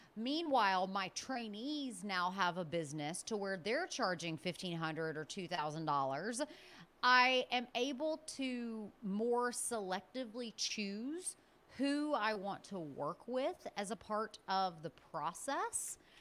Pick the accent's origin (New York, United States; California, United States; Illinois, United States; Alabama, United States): Alabama, United States; Birmingham; I'm originally from Birmingham, Alabama.